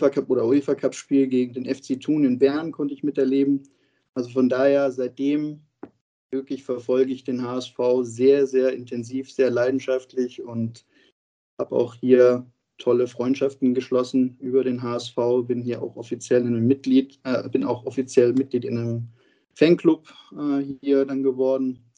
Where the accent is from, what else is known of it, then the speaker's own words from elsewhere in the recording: Baden-Württemberg, Germany; aufgewachsen bin ich ganz im Süden von Deutschland, eigentlich quasi an der Schweizer Grenze und der nächstgelegene Ort ist eher, ähm, oder die nächstgrößere Bundesligastadt ist natürlich Freiburg oder eben Stuttgart.